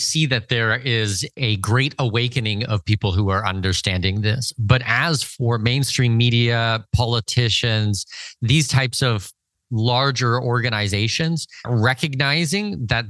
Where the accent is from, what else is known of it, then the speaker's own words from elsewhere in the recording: Canada; But, you know, I'm Canadian